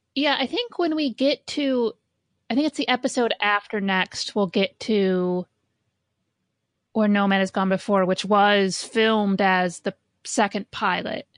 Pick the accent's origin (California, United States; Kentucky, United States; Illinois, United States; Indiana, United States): Indiana, United States; I grew up in Indiana